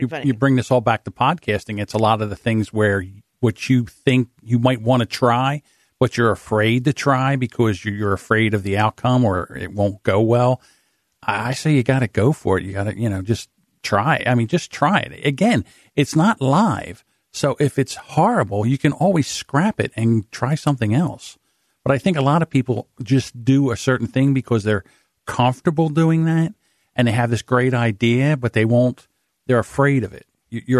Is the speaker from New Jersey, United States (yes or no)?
yes; New Jersey, United States; accent: South Jersey; Listen, I don't hear my South Jersey accent, so maybe I'm hard of hearing. I don't know.